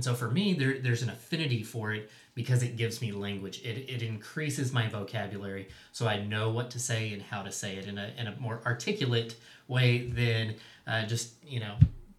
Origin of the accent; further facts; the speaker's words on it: Crane, Texas, United States; I am from Crane, Texas.